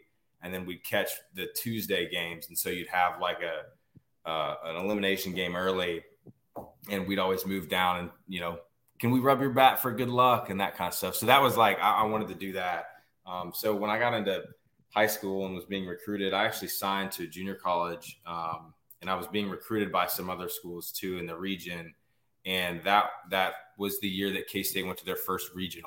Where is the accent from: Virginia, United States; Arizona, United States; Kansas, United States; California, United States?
Kansas, United States; Manhattan; I'm actually from Manhattan, Kansas originally. So I grew up in Manhattan, Kansas